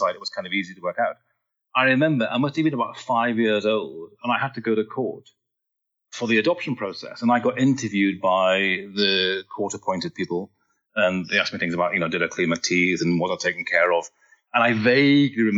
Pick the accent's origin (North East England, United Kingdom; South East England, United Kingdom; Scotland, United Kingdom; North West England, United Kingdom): North East England, United Kingdom; Newcastle upon Tyne; I was born in Newcastle, which is a little town at the north of England.